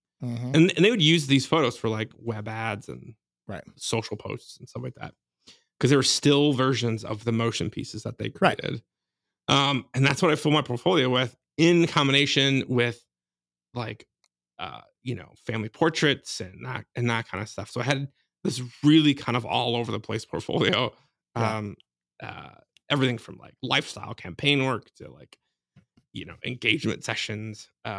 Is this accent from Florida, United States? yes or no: no; Chicago, Illinois, United States; also born or lived in Michigan / Iowa; A Chicago area.